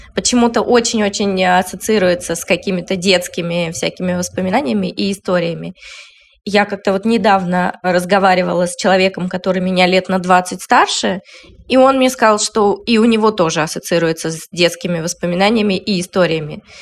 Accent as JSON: {"language": "Russian", "region": "Northern Urals", "country": "Russia", "tie": "born or raised there", "said": "в моем довольно несытном северно-муральском детстве"}